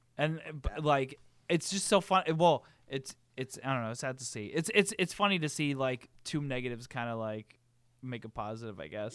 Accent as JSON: {"language": "English", "country": "United States", "said": "being an American"}